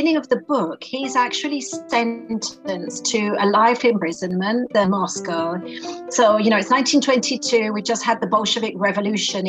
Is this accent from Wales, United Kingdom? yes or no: no; London, United Kingdom; now in Italy; I grew up in Great Britain, in London, and I've lived all over the world, and I'm currently living in Italy at the moment.